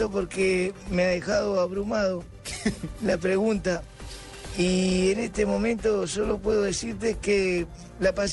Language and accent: Spanish; Villa Domínguez, Entre Ríos, Argentina; born there; Porque yo nací en Villa Domínguez, un 3 de septiembre de 1949, un hermoso y lindo bebé vino a este mundo